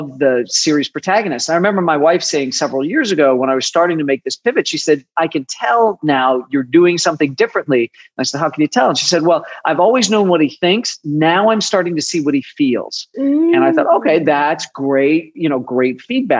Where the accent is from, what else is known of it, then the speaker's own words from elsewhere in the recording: Chicago, Illinois, United States; I grew up in the Midwest, in Chicago.